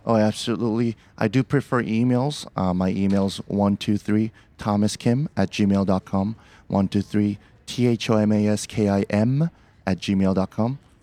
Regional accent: Seoul, South Korea; also born or lived in Portland, Oregon; now in Beaverton, United States; I'm from, originally from Seoul, South Korea, but I consider Portland, Oregon, my home

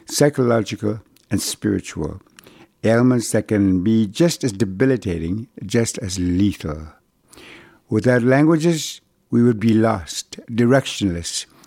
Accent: Brochet, Manitoba, Canada; first language Cree; English is a second language; moved away; arrive in my hometown of Old Broche until the summer of 1973, when I was 21. Too late for me to lose my language, which is how and why my Cree survived unscathed.

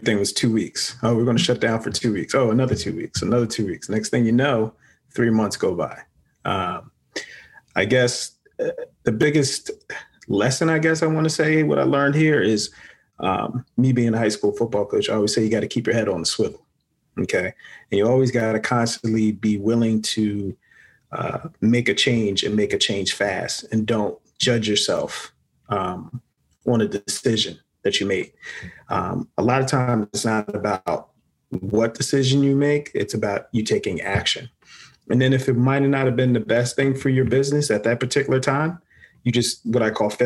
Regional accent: Philadelphia, Pennsylvania, United States; born and raised in Philadelphia

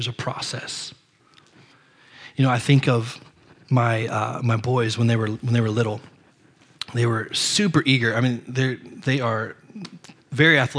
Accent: Ohio, United States; We're from Ohio

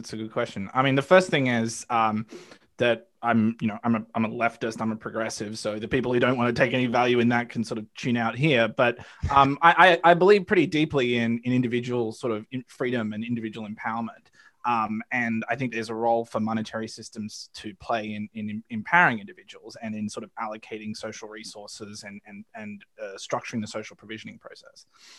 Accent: Australia; now in United States; I'm an Australian, as you can probably tell by my accent. I moved to the United States in part because I am pretty acutely aware of how imperialism works in the modern age

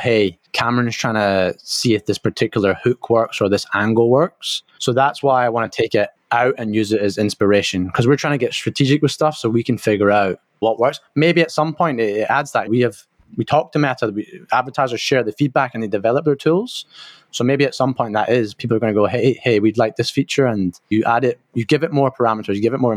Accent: Scotland, United Kingdom; I'm from Scotland

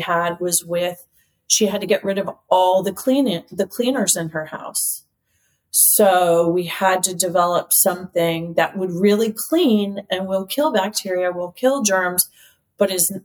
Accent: United States; I'm an American girl

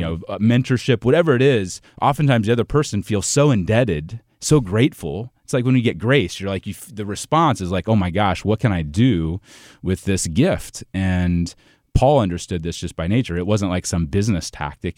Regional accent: Ohio, United States; moved away as an adult; also born or lived in Saint Louis area, Illinois; now in Saint Louis, United States; I'm originally from Ohio, but I live in Saint Louis now on, on the, uh, on the Illinois side

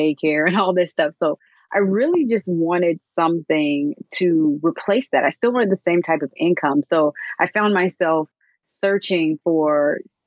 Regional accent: Alabama, United States; I'm originally from Alabama

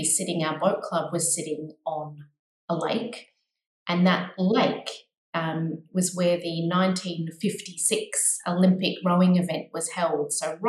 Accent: Australia; accent: Australian; I grew up mostly in Australia, as you can probably tell by the accent, but also was fortunate enough to live overseas.

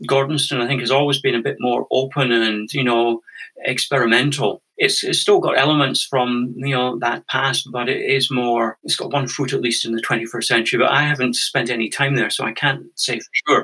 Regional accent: Scotland, United Kingdom; moved away as an adult; also born or lived in Canada; now in Findhorn, United Kingdom; I'm Scottish originally. I grew up in a sort of very normal, conventional family

